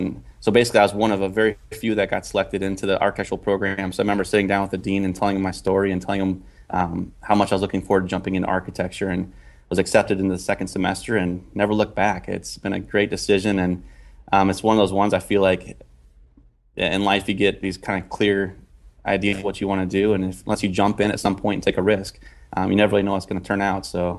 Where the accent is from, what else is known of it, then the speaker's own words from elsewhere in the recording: Minnesota, United States; moved away; also born or lived in Indiana; I grew up in Minnesota. My dad was on the grain elevator management side, so I was always around farming and moved to Indiana